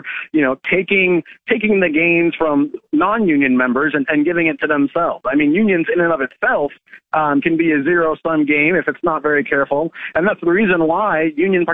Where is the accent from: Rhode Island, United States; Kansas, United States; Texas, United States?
Kansas, United States; My state, my home state of Kansas